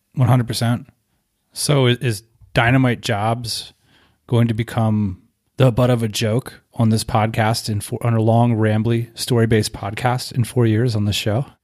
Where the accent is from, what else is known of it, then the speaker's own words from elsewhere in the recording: Northeast, United States; moved away as an adult; also born or lived in Southeast (US) / West Coast (US); I grew up in the Northeast